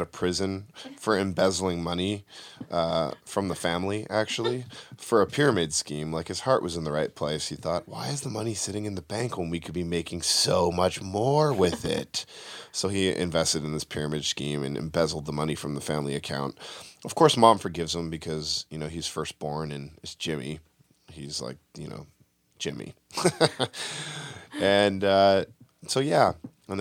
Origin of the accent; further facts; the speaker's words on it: Vancouver, British Columbia, Canada; moved away as an adult; now in Los Angeles, United States; I'm from Vancouver. That's where I made my home for the film industry anyways